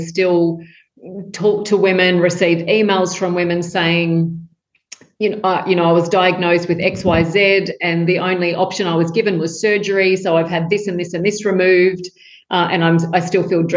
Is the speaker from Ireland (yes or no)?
no; Tamworth, New South Wales, Australia; I grew up in Tamworth in country New South Wales in Australia with chickens in the backyard